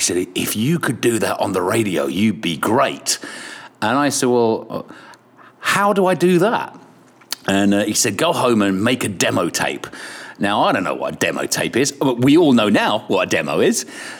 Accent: Kilkenny, Leinster, Ireland; I am. I was born in Ireland. I was born in Kilkenny. And my parents are English, bless them. And I lived about 10 miles outside of the city.

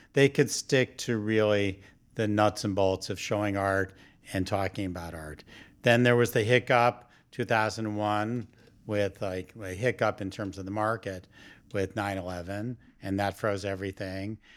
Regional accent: New York, United States; as a New Yorker

